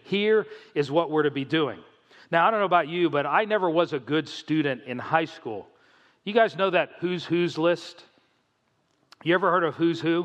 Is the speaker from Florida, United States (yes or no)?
yes; South Florida, United States; moved away; also born or lived in New Jersey; I grew up in South Florida